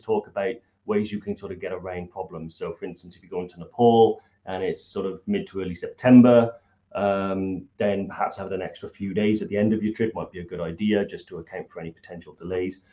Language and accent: English; Welsh, Wales, United Kingdom; being Welsh